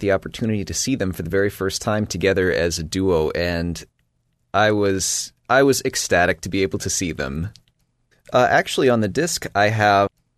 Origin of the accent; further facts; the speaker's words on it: Fishers, Indiana, United States; I am originally from Fishers, Indiana